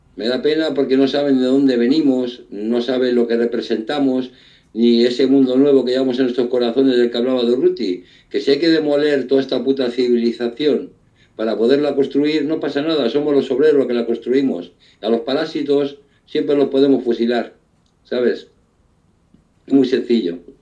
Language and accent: Spanish; Spain; un pueblo como el nuestro, que ha dado tantos revolucionarios